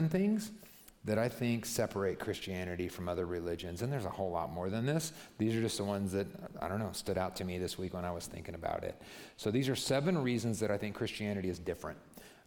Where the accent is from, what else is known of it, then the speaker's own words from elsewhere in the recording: United States; I'm American